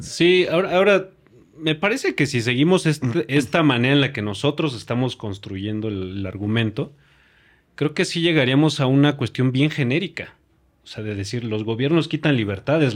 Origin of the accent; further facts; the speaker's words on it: Mexico; nosotros como mexicanos